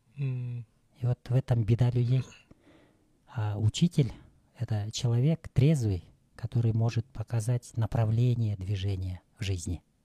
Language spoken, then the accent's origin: Russian; Talas, Talas Region, Kyrgyzstan; я родился 54 года назад – в Таласе